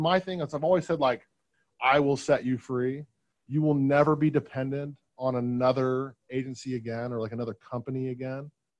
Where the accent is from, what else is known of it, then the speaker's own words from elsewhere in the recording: Portland, Oregon, United States; Portland, yeah.